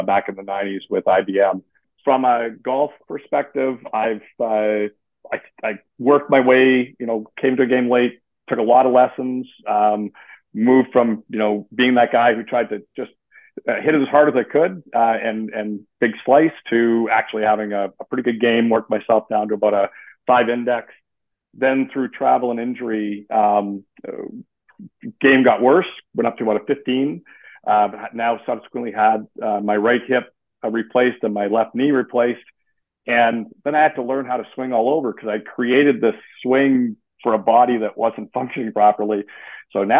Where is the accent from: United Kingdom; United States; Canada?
Canada; Western Canada; moved away as an adult; now in Eastern Canada; I grew up in Canada. I did. I grew up in Western Canada. I've migrated to Eastern Canada